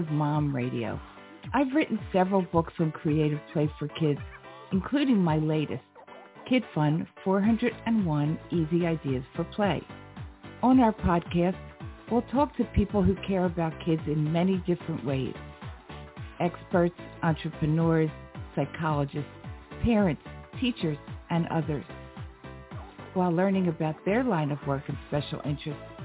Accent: Philadelphia, Pennsylvania, United States; I grew up in Philadelphia in a row house

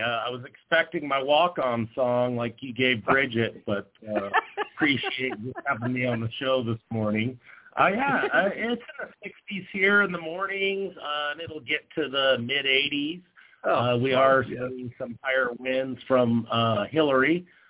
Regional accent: Nevada, United States; moved away; also born or lived in Idaho; I grew up in Nevada and had worked on ranches and roped for recreation

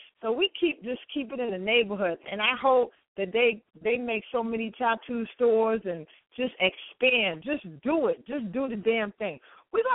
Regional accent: New York City, New York, United States; because you know I'm from Harlem.

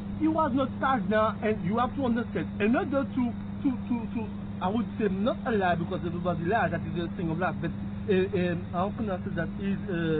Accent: Martinique; moved away; I was born in the island Martinique, French island.

